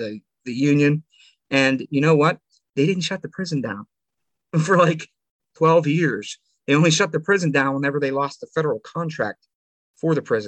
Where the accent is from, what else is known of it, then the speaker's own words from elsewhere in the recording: Clearfield, United States; my hometown of Clearfield